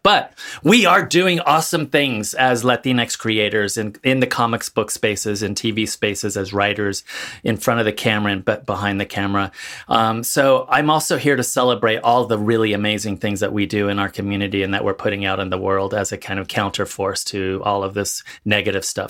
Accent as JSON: {"language": "English", "area": "Central Valley", "region": "California", "country": "United States", "tie": "born or raised there", "also_born_or_lived": "Mexico City, Mexico", "said": "I grew up in the, in California, Central Valley"}